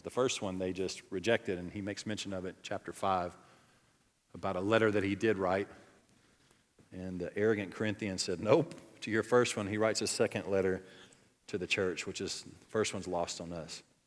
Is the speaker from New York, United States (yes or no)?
no; Cajun, Louisiana, United States; I'm Cajun to the core.